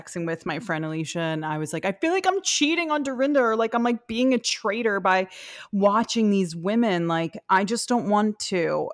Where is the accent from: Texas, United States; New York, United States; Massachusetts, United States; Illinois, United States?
New York, United States; New York City; as a New Yorker, I, I'm not, like, a much of a New Yorker as